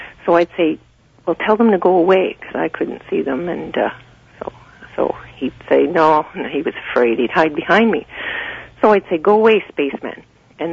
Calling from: Creemore, Ontario, Canada; The Creemore area.

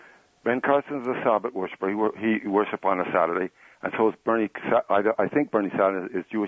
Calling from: Scarborough, Ontario, Canada

